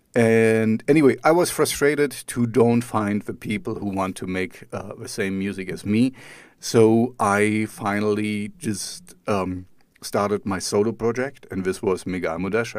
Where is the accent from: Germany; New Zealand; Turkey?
Germany; East Germany; I grew up in East Germany.